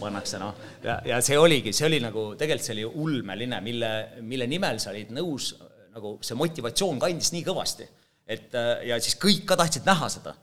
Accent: Holsta, Võru County, Estonia; moved away; also born or lived in Otepää; ma olen Võrumaalt Vastseliina vallast, Holsta külast

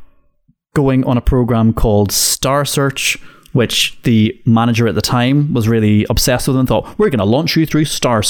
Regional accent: Northern Ireland, United Kingdom; growing up in Northern Ireland, right, we had a radio station in Derry called Q102.9.

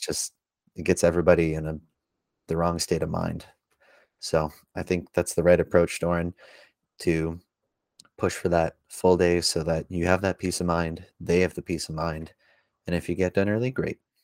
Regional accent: Langley, British Columbia, Canada; growing up in Langley

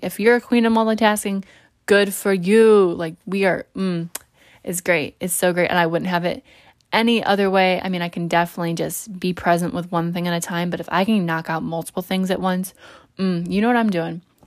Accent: New York, United States; I'm also a New Yorker

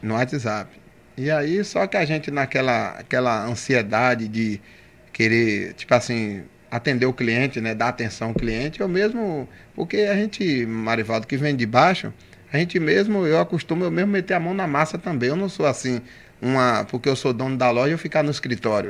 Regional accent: Camaçari, Bahia, Brazil; born or raised there; also born or lived in Dias d'Ávila

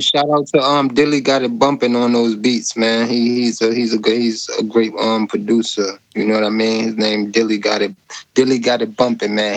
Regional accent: Hartford, Connecticut, United States; Hartford, Connecticut, man. CT. That's, that's, that's my hometown. Yep, CT, born and raised

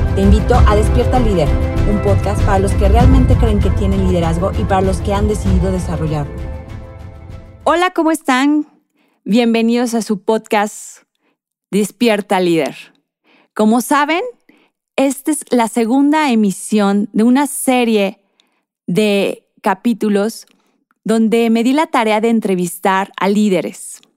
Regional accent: Mexico; nuestro país, México

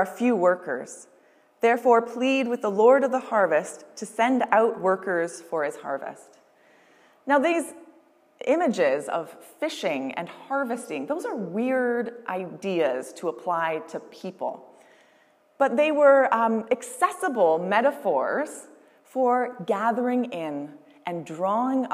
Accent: Windsor, Ontario, Canada; moved away as an adult; also born or lived in Toronto; now in Maidstone, Canada; It wasn't until I moved away from Windsor that I realized that Windsor pizza was a thing

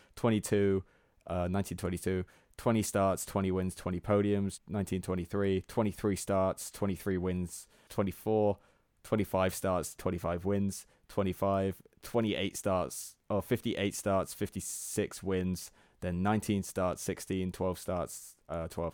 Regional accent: England, United Kingdom; we're English and not Am-, American.

